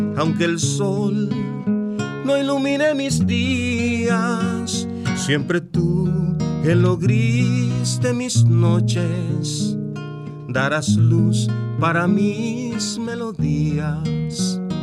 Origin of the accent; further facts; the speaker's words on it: Azua, Dominican Republic; regreso de Asua anoche y te puedo decir que mi pueblo